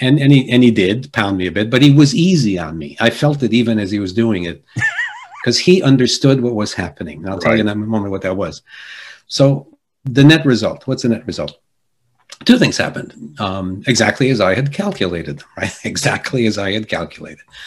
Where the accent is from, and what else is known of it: Jersey City, New Jersey, United States; born or raised there; first language Polish; English is a second language; also born or lived in Argentina